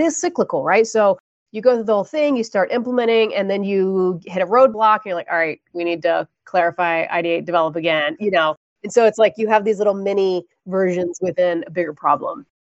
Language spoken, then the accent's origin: English; Florida, United States; I grew up in Florida